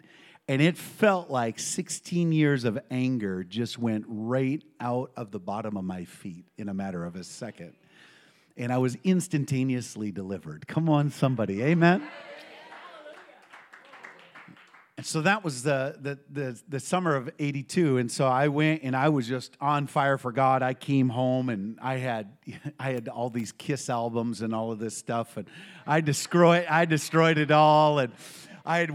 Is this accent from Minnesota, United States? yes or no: yes; western Minnesota, United States; also born or lived in St. Paul, Minnesota; I grew up in Minnesota, in western Minnesota. I was born in St. Paul.